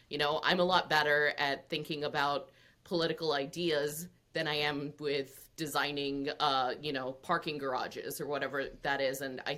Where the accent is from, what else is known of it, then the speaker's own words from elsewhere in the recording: India; I'm Indian. Lots of Indian men become engineers